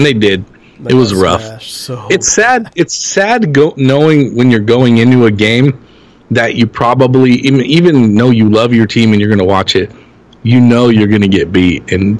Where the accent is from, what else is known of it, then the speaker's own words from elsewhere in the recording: Los Angeles, California, United States; I grew up in Los Angeles. I've lived here my whole life.